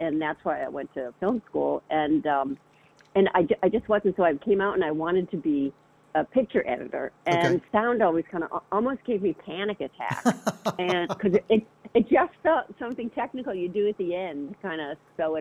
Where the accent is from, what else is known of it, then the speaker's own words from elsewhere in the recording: Boston, Massachusetts, United States; moved away as an adult; also born or lived in San Francisco / Southern California; I was from the Boston area, and so I moved to San Francisco